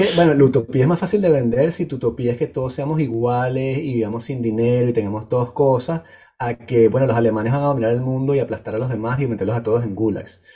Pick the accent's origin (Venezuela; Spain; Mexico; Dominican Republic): Venezuela; moved away; soy muy venezolano centrista